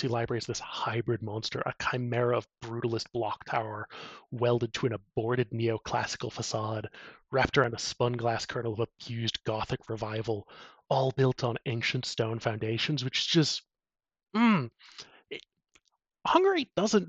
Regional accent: United States; I'm an American

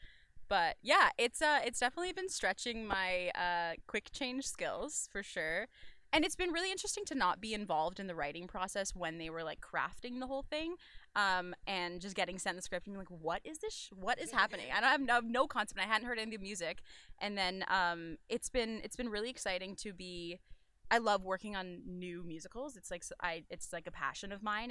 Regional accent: British Columbia, Canada; moved away as an adult; I'm from British Columbia originally. So I was back there living at home

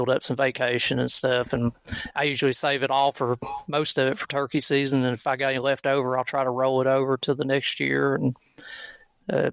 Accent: Kentucky, United States; here in Kentucky

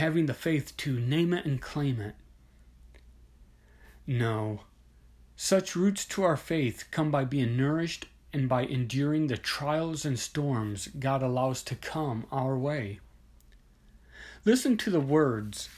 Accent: Midwest, United States; I grew up in the Midwest, where there are a lot of tornadoes and strong storms

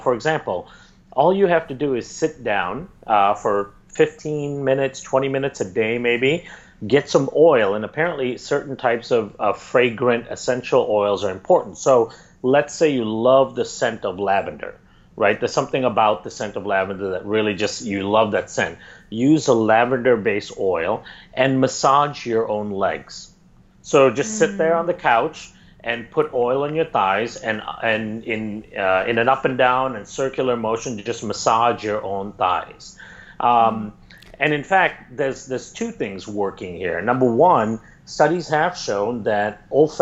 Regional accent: India; I grew up in India.

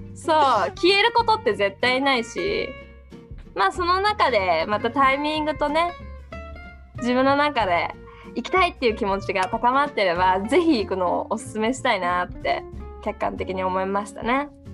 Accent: Japan; also born or lived in Canada; 日本人で生まれて

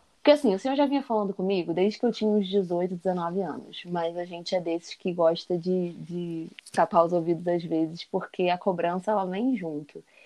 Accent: Campo Grande, Brazil; eu cresci na igreja também, na Assembleia de Deus de Campo Grande

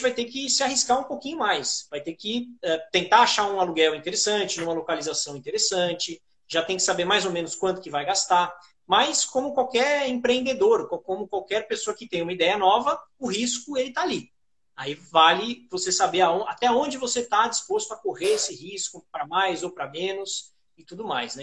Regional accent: São Paulo, Brazil; eu sou de São Paulo

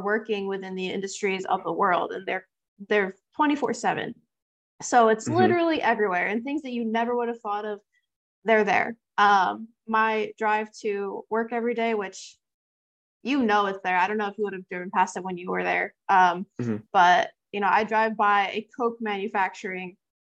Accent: New York, United States; moved away as an adult; also born or lived in Fremont, California; I'm from New York

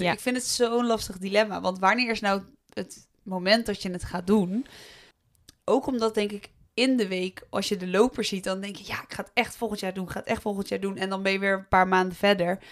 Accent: Voorthuizen, Gelderland, Netherlands; moved away as an adult; now in Nijmegen, Netherlands; ik kom uit uh, Voorthuizen, wat veel verder ligt van Nijmegen

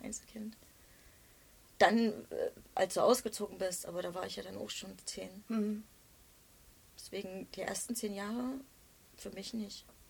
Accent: East Germany, Germany; Ich komme aus dem Osten

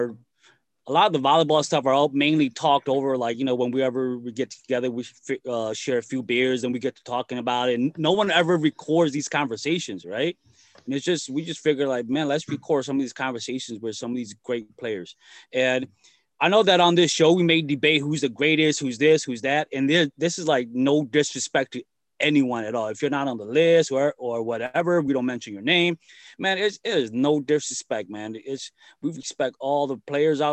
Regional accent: Chicago, Illinois, United States; I mainly grew up in Chicago.

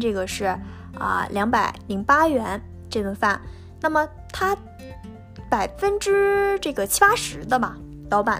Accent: northern China, China; 在我的家乡呢，中国的北方

